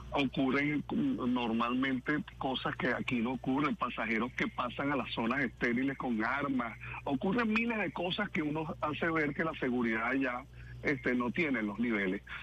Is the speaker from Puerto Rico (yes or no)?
no; Venezuela; como venezolanos súper orgullosos